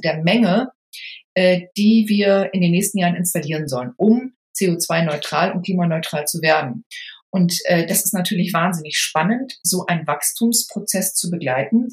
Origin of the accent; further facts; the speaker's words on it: Lübeck, Schleswig-Holstein, Germany; ich komme aus Schleswig-Holstein, äh, bin mhm. Lübeckerin und bin dort in einem Stadtteil aufgewachsen, der heißt Travemünde